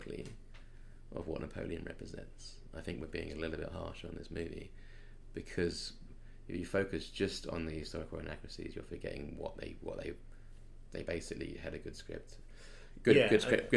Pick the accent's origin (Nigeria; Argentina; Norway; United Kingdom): United Kingdom; England; I'm English